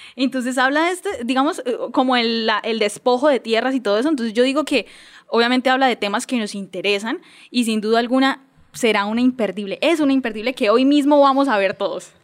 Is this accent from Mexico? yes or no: no; Colombia; como colombianos